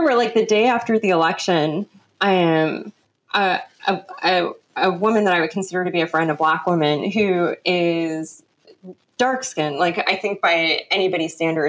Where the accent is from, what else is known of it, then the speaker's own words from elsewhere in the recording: Los Angeles, California, United States; accent: Los Angeles; also born or lived in London; all of my friends from high school can tell you we are definitely from